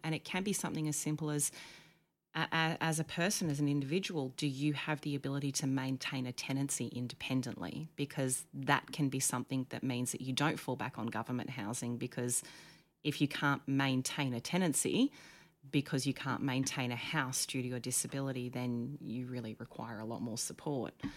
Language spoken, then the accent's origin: English; Dalmeny, New South Wales, Australia; moved away as an adult; also born or lived in Canberra; now in Queensland, Australia; I grew up on the south coast of New South Wales in a little teeny tiny town called Dalmeny, which is near Bateman's Bay